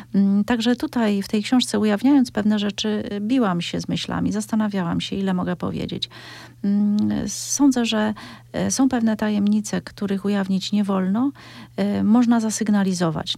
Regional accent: Cieszyn Silesia, Silesian Voivodeship, Poland; wywodzę się ze Śląska Cieszyńskiego

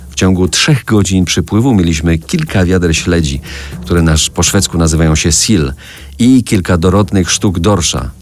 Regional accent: Żywiec Land, Silesian Voivodeship, Poland; do mojej małej ojczyzny, do ziemi żywieckiej.

